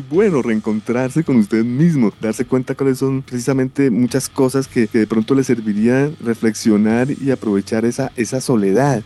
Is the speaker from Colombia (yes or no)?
yes; Bogotá, Colombia; also born or lived in Los Angeles, United States; yo comencé a escuchar buena radio aquí en Bogotá, Colombia, Suramérica, esto se triplicó, cuadruplicó cuando me fui a vivir a la ciudad de Los Ángeles